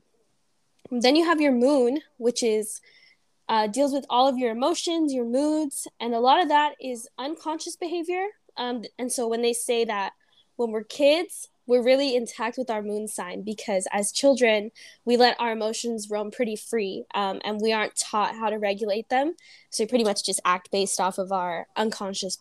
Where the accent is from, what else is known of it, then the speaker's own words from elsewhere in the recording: Beaumont, California, United States; I'm from Beaumont, California